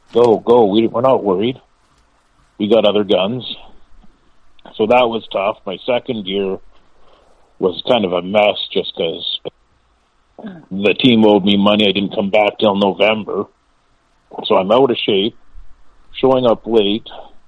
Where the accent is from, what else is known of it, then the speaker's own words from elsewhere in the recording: Quebec, Canada; because I came from Quebec where we were taking our own off.